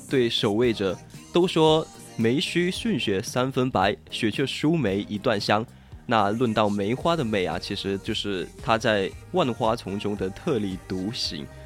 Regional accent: southern China, China; also born or lived in Sichuan; 说到雪的话，真的是让我们南方人啊很激动的东西啊。就虽然我们四川这边好像是没有下了

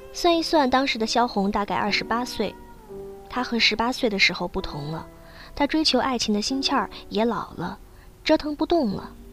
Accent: Northeast China, China; 我是东北人

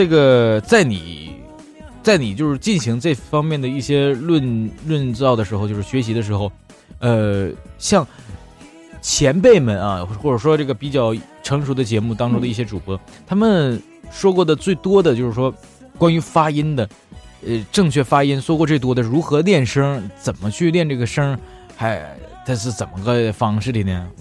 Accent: Northeast China, China; accent: Northeastern Mandarin; 拿我们东北话来说，就是你是一个实惠人啊，特别实惠啊

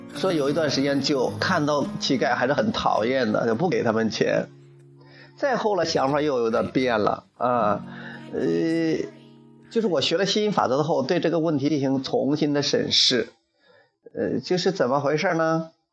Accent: Henan, China; 据说我们河南人有一帮人在深圳很会，

